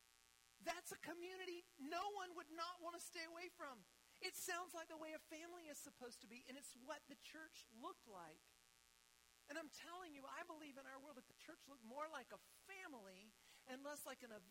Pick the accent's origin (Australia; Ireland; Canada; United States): United States; also born or lived in Ethiopia; to be an American citizen, to live here